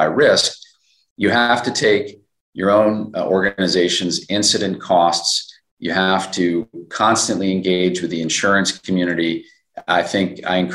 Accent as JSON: {"language": "English", "region": "New York", "country": "United States", "said": "as a New Yorker myself"}